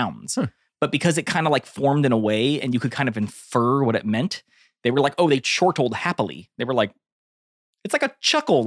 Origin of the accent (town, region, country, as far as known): United States